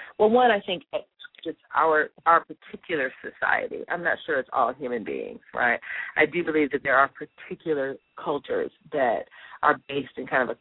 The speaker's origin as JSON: {"language": "English", "town": "Chicago", "region": "Illinois", "country": "United States", "said": "I'm from Chicago"}